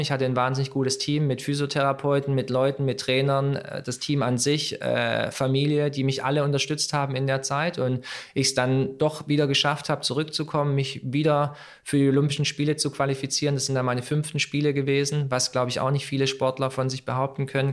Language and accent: German; Germany; Meine Eltern, sie sind damals aus Kroatien hierher gekommen, um zu arbeiten. Ja, ich bin zwar hier geboren, bin Deutscher